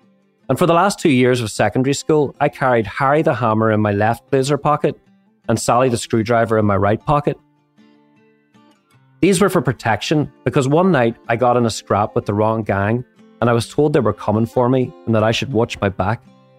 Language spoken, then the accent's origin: English; Belfast, Northern Ireland, United Kingdom; Growing up in Belfast at the tail end of the Troubles